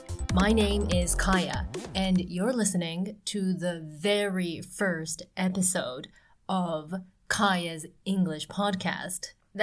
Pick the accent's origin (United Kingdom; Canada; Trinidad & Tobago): Canada; Ottawa, Ontario; English is a second language; also born or lived in Tokyo, Japan; I grew up in Canada and Japan. I was bouncing back and forth like a ping pong ball between Ottawa, which is the capital city of Canada on the eastern coast of North America, and Tokyo, which is on the other side of the globe.